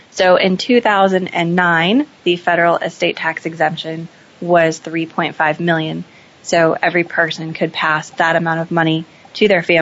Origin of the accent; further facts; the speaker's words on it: Seattle, Washington, United States; Sure. I grew up in Seattle. I'm a local from here